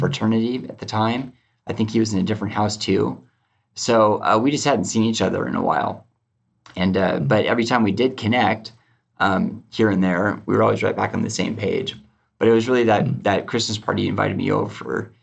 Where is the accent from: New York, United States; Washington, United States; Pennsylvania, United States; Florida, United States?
Washington, United States; outside of Seattle; I grew up just out of, outside of Seattle, about uh, 30 minutes